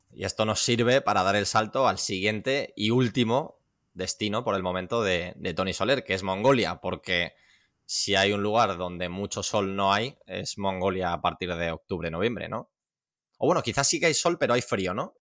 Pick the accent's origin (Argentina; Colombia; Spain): Spain; Las Rozas, Community of Madrid; soy de Las Rozas, de, de, Madrid. Es que solo en Las Rozas, que es una ciudad con 100.000 habitantes, tenemos tres o cuatro clubes